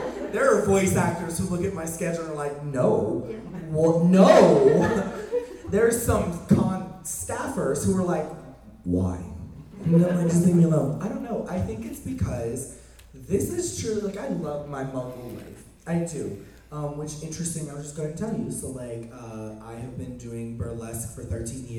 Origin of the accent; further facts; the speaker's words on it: Deep South, United States; I grew up in the Deep South